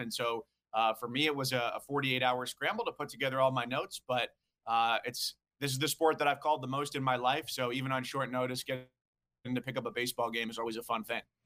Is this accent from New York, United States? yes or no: yes; White Plains, New York, United States; growing up in White Plains, New York